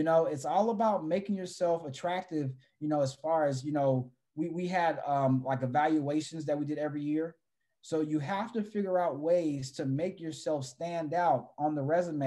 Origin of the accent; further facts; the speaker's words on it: San Antonio, Texas, United States; moved away as an adult; also born or lived in Los Angeles, California; I came from San Antonio, Texas, which is a military town